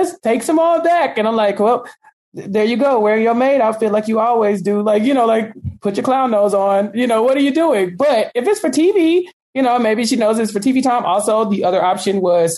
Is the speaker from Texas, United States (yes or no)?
yes; Texas, United States; I'm from Texas. Like every third person here speaks Spanish